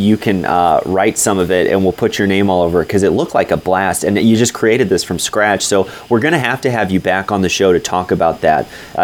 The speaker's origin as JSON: {"language": "English", "town": "Defiance", "region": "Missouri", "country": "United States", "tie": "born or raised there", "said": "I grew up in Defiance"}